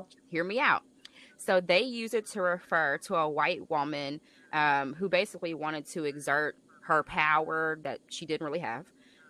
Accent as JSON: {"language": "English", "region": "Alabama", "country": "United States", "said": "I'm from Alabama."}